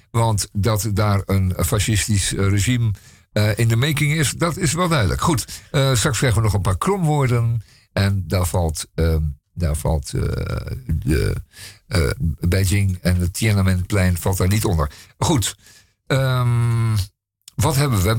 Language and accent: Dutch; Netherlands; We als Nederlanders